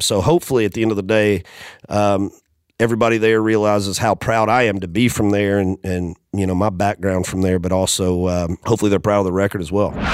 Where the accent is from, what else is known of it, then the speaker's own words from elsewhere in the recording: Macon, Georgia, United States; moved away as an adult; now in Nashville, United States; that's my hometown. It's where I was born and raised